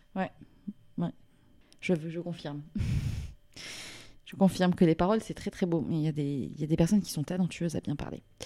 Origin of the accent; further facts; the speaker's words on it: south of France, France; now in Paris, France; je viens du sud de la France